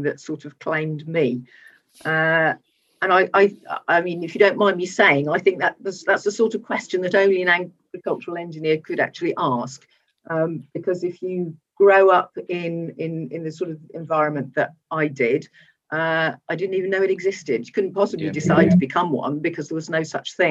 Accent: West Midlands, United Kingdom; I grew up in the West Midlands, a relatively suburban area

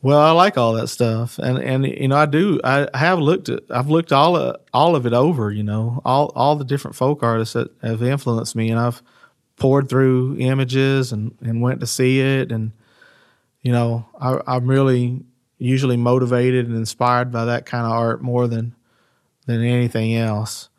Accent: United States; growing up in West Garrett

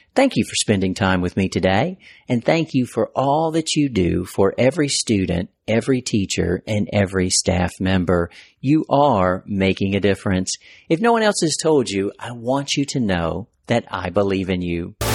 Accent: North Carolina, United States; my home state of North Carolina

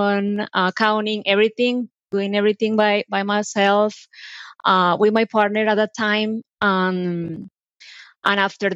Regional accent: Colombia; English is a second language; moved away as an adult; now in United States; I'm originally from Colombia, as you can tell by my accent. I came here back in 2006 to do an internship

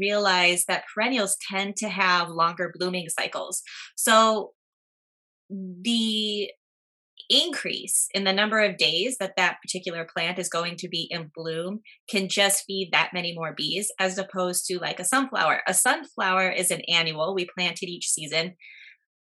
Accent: Midwest, United States; now in New Jersey, United States; I'm from the Midwest, and where I'm from, we did not see these

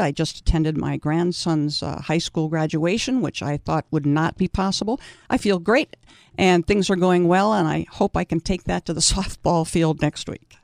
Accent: East Coast, United States; now in Saint George, United States; I grew up on the East Coast

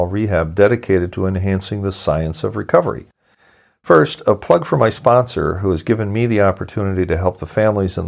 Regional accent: Midwest, United States; moved away; also born or lived in New Jersey / Milwaukee; I'm from the Midwest.

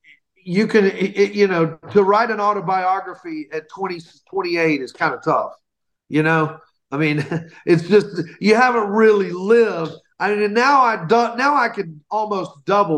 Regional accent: Alabama, United States; born or raised there

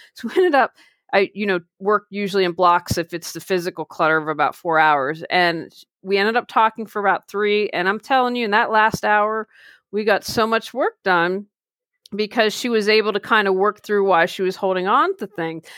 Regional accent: Wheeling, West Virginia, United States; moved away; I just recently moved back to my hometown of Wheeling, West Virginia

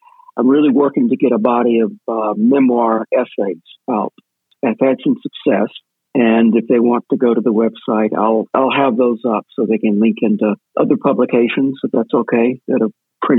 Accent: Mississippi, United States; because of the way that I was raised in Mississippi, growing up a gay kid

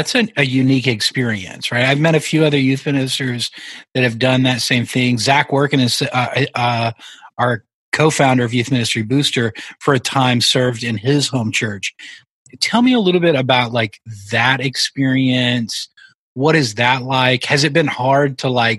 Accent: Oklahoma, United States; born or raised there

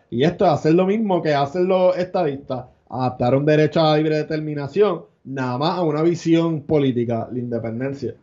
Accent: Puerto Rico

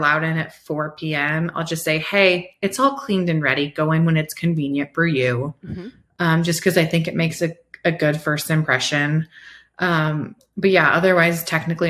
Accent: Iowa, United States; now in Colorado, United States; I'm from Iowa, right? Like that's where I grew up

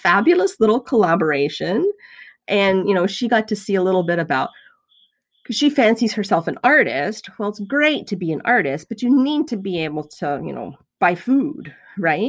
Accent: the South, United States; I was raised in the South

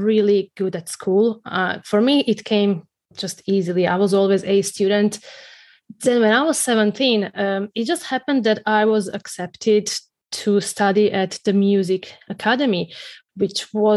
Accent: Croatia; moved away; I grew up in Croatia, you know, that little country in Central Europe

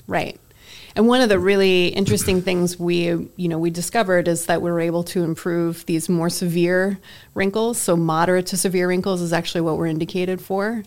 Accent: Massachusetts, United States; I grew up in Massachusetts

